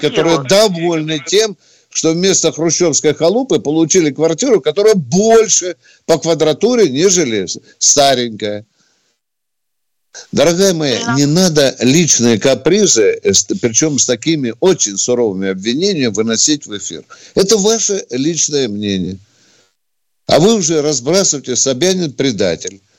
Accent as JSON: {"language": "Russian", "region": "Moscow", "country": "Russia", "said": "Я, я, там, москвичка."}